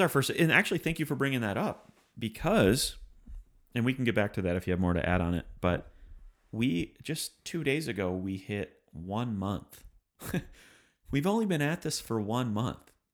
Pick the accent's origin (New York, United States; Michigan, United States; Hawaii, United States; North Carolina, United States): Michigan, United States; we're from Michigan